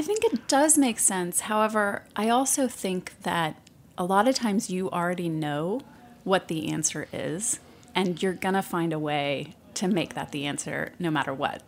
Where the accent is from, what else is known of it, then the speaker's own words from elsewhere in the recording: United States; moved away as an adult; also born or lived in Shreveport, Louisiana / Lubbock, Texas / New York; now in San Francisco, United States; I grew up in small towns. I grew up in Shreveport, Louisiana, and Lubbock, Texas, where I went to high school.